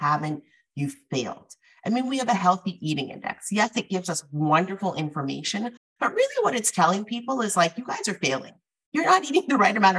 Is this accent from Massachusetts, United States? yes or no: yes; the Northeast, Massachusetts, United States; I was born in the Northeast and I'm of Afro-Caribbean descent